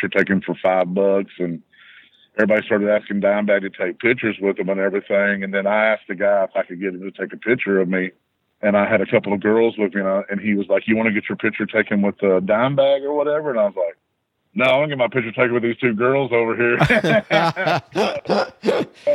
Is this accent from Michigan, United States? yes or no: no; Texas, United States; born or raised there